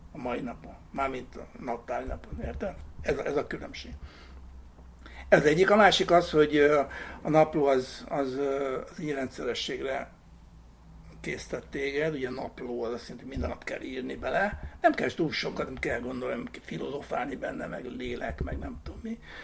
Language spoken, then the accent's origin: Hungarian; Hungary; mi nem amerikaiak vagyunk, hanem magyarok